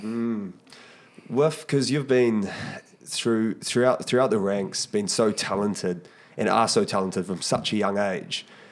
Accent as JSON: {"language": "English", "country": "New Zealand", "said": "I know as Kiwis"}